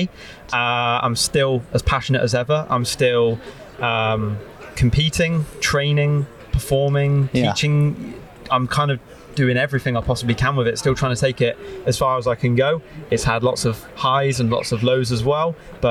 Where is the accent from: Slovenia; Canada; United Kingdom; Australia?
United Kingdom; Bristol, South West England; moved away as an adult; also born or lived in High Wycombe, Buckinghamshire; now in Manchester, United Kingdom; So I was born in High Wycombe, Buckinghamshire. I moved to Bristol at the age of 4. Lived most of my life in the north half of Bristol.